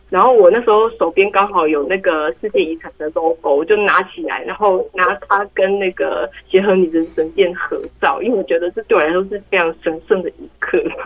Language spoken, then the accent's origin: Chinese; Taiwan; also born or lived in Italy; 我们台湾人